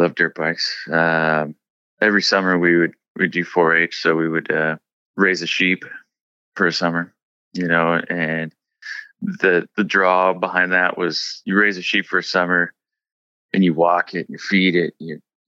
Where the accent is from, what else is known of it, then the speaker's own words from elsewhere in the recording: Priest River, Idaho, United States; moved away; also born or lived in Seattle; I'm from Priest River, Idaho, and I'm a painter